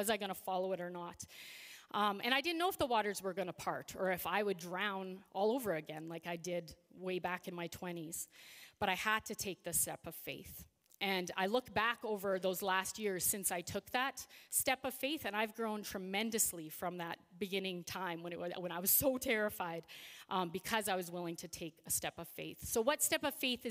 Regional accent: Regina, Saskatchewan, Canada; now in Saskatoon, Canada; I grew up in Regina. So I lived there for 30 years

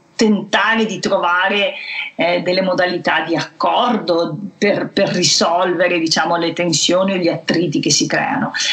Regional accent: Venice, Veneto, Italy; accent: Venetian; il cui dialetto, la cui cadenza mi è particolarmente familiare perché assomigliano molto alla mia che sono nata eh, a Venezia

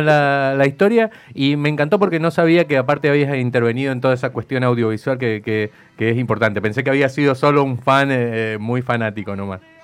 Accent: Mendoza, Argentina; nosotros somos de Mendoza

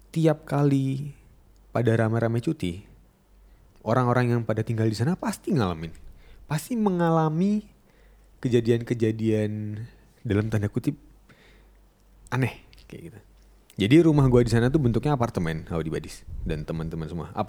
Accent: Papua, Indonesia; gue dulu lahir dan kecil di Papua, di salah satu kabupaten di Papua.

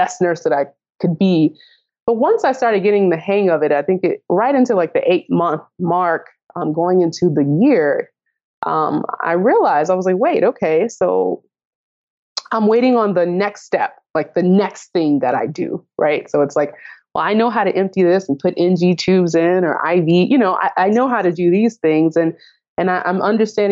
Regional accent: Nashville, Tennessee, United States; moved away as an adult; now in Chicago, United States; I'm from Nashville, Tennessee

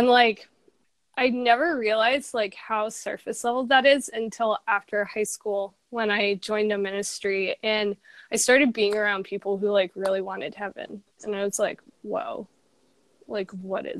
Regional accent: San Diego, California, United States; I'm from San Diego, California

